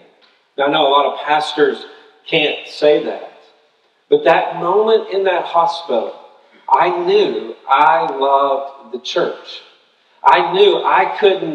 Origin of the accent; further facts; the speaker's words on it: Tennessee, United States; moved away as an adult; also born or lived in Birmingham, Alabama; I'm from Tennessee